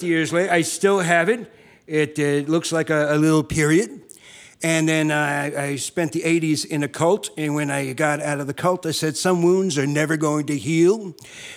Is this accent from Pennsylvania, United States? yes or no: no; South River, New Jersey, United States; now in California, United States; I came in from California, but I'm originally from the New York area.